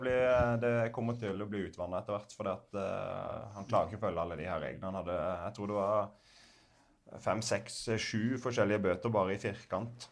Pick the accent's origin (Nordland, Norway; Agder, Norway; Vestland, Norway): Agder, Norway; Grimstad; moved away; spille i toppen av førstedivisjonen i hjembyen min